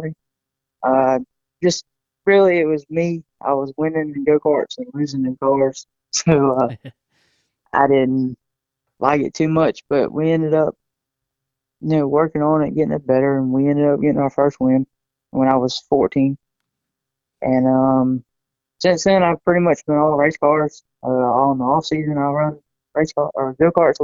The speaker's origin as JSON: {"language": "English", "town": "Manning", "region": "South Carolina", "country": "United States", "said": "I'm from Manning or Paxville, kind of same thing"}